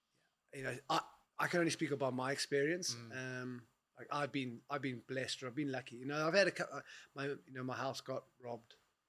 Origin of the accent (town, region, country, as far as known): Johannesburg, Gauteng, South Africa; born or raised there